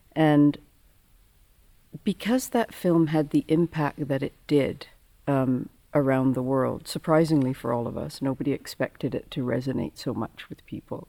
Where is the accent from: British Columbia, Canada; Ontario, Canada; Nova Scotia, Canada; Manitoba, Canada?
British Columbia, Canada; Victoria; I grew up in Victoria, and so I'm from the west coast